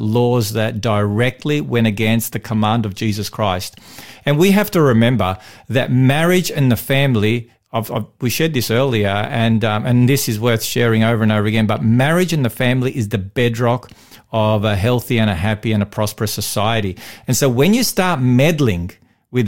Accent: Victoria, Australia; in Victoria, I'm a Victorian. I was born in Victoria

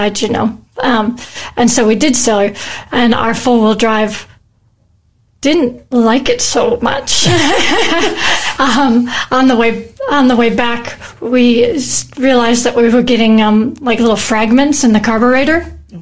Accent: United States; moved away as an adult; now in Australia; I'm originally from America. I've lived in Australia for 25 years, though, so this is definitely home

